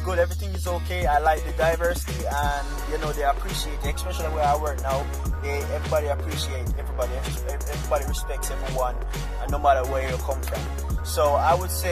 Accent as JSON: {"language": "English", "country": "Jamaica", "accent": "Jamaican", "moved": "as an adult", "lives_now": "United States", "said": "being Jamaican in a workplace in America"}